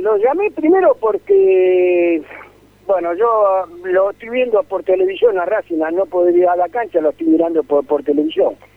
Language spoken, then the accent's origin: Spanish; Avellaneda, Buenos Aires Province, Argentina; moved away; yo nací en Avellaneda, pero hace muchos años que vivo acá